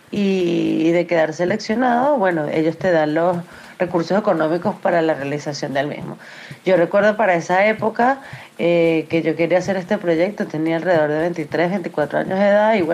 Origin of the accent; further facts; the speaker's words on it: Venezuela; now in United States; eh, soy cineasta venezolana, eh, ahora radicada en Estados Unidos.